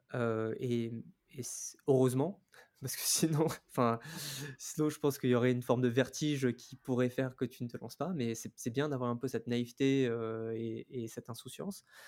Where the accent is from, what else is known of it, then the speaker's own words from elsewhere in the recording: Lille, Hauts-de-France, France; moved away; also born or lived in New Caledonia; Moi, je suis originaire de Lille